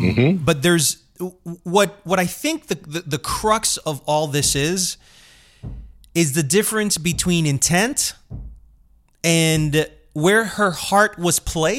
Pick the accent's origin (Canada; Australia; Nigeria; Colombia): Colombia; also born or lived in United States; as a Latino growing up in this country and growing up in Colombia as well, because I've lived in Latin America, graduated high school there, had a life there, had a life in New York, Miami, etc.